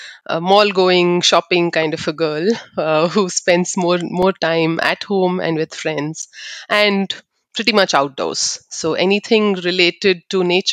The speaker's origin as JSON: {"language": "English", "town": "Bangalore", "region": "Karnataka", "country": "India", "tie": "born or raised there", "said": "I'm from Bangalore. I was born and brought up in Bangalore, but I'm from the Malnad region of Sagar and Sirsi. That's where my parents are from"}